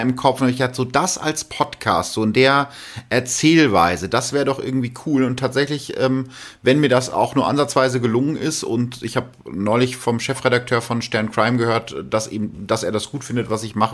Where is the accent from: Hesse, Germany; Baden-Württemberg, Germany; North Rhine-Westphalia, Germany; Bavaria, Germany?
North Rhine-Westphalia, Germany; bei uns in Ostwestfalen